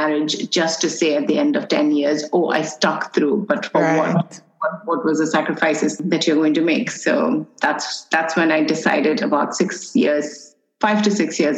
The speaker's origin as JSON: {"language": "English", "country": "United Arab Emirates", "tie": "born or raised there", "said": "I'm an Indian, born and raised in UAE."}